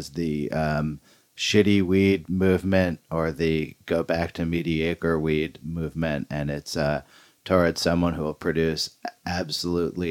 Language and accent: English; Berkeley, California, United States; moved away; I'm from Berkeley, California